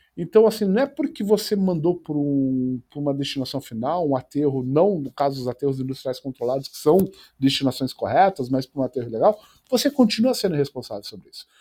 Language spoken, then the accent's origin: Portuguese; Curitiba, Paraná, Brazil; moved away as an adult; also born or lived in Tomar, Portugal; now in São Paulo, Brazil; como eu cresci em Curitiba